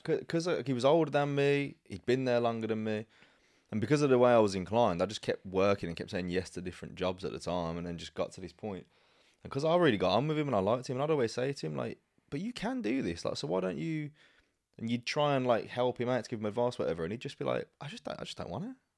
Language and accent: English; Birmingham, West Midlands, United Kingdom; moved away; where I grew up back in Birmingham